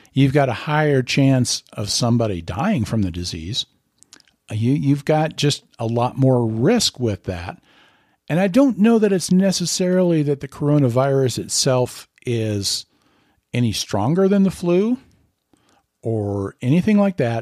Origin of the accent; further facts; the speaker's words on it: Lincoln, Nebraska, United States; I'm from Lincoln, Nebraska